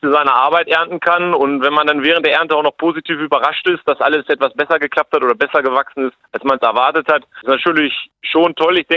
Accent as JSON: {"language": "German", "region": "Lower Saxony", "country": "Germany", "said": "Bei uns, ich komme aus dem Hildesheimer Raum, haben wir sehr gute Böden."}